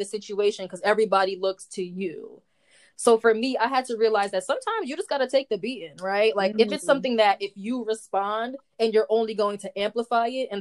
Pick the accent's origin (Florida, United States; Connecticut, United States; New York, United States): New York, United States; New York City; I'm from the Bronx